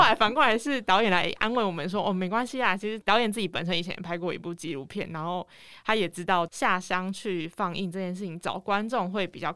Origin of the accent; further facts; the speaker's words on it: Tainan, Taiwan; 那时候我在台南读书，因为我本身是台南人